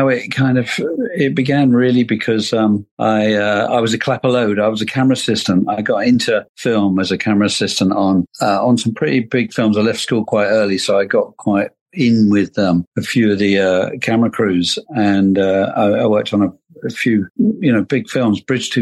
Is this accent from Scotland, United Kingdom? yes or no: no; London, United Kingdom; also born or lived in Dublin, Ireland; I grew up in London